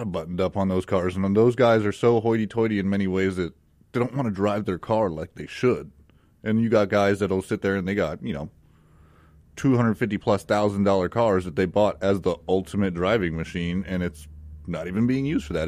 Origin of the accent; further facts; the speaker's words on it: Palmdale, California, United States; moved away as an adult; also born or lived in Phoenix, Arizona; now in Mississippi, United States; I'm originally from Palmdale, California. Uh, I was born and raised there